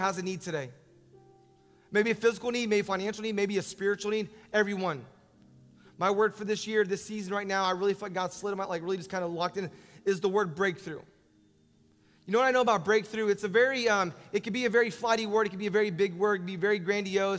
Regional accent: Orlando, Florida, United States; I'm from Orlando

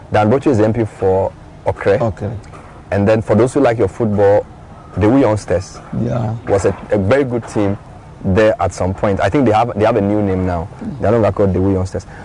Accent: Jode, Eastern Region, Ghana; also born or lived in Obosomase (maternal family); We are Patilina, so I'm from Jode.

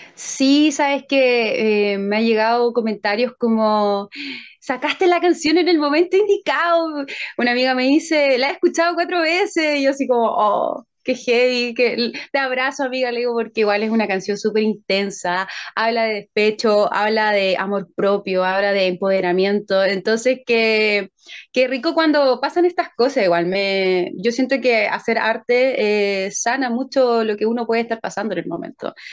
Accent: San Bernardo, Santiago Metropolitan Region, Chile; soy de Santiago de Chile y soy cantante, compositora y actriz chilena

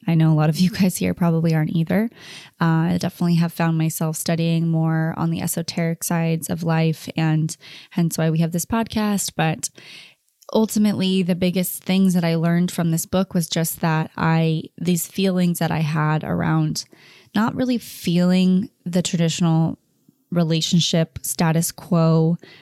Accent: Orange County, California, United States; growing up around Orange County

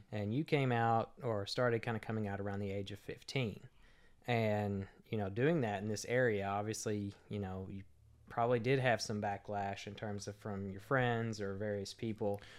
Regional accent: McLean County, Kentucky, United States; I grew up in McLean County, Kentucky.

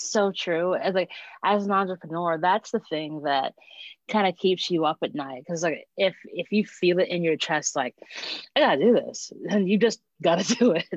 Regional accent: Hempstead, New York, United States; I grew up in Hempstead

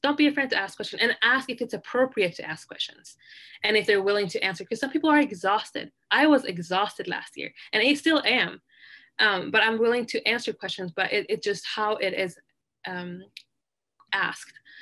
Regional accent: Sweden; now in Utah, United States; I grew up in Sweden

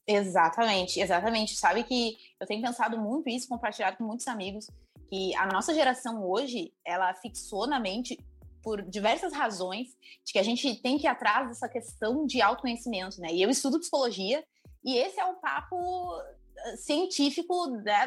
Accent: Gravataí, Rio Grande do Sul, Brazil; eu sou de Gravataí

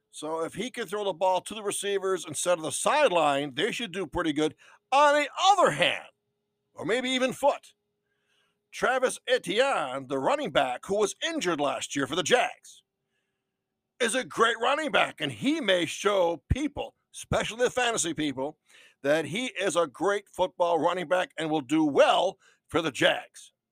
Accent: Wales, United Kingdom; Uh, I'm Welsh, you know.

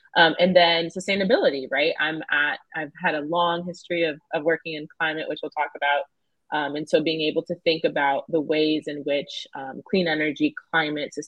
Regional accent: Southern Georgia, United States; I grew up in Southern Georgia

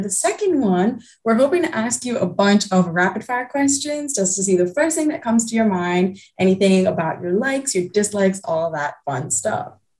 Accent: India; I'm Indian myself

